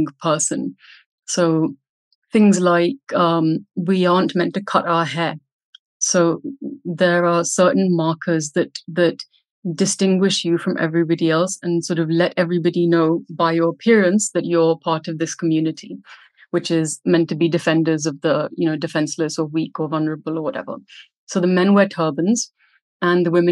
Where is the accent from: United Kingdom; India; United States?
India; growing up in India